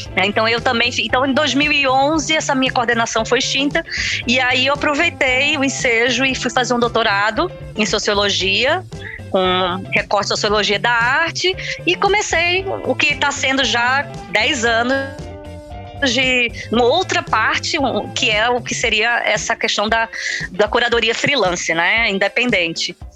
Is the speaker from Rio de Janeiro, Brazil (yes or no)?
no; Recife, Pernambuco, Brazil; moved away as an adult; now in Portugal; sou do Recife